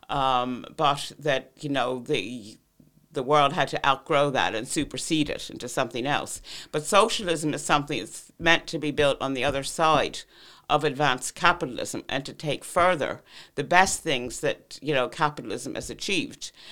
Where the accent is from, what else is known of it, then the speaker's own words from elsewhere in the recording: United States; moved away as an adult; now in Ireland; I grew up in Cold War America